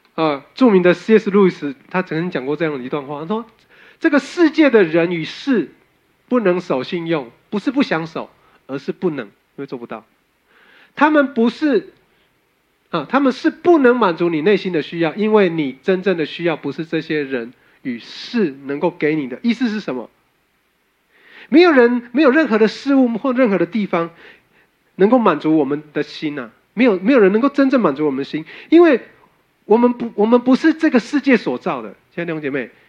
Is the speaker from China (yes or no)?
no; Taiwan; 我们台湾人热爱修补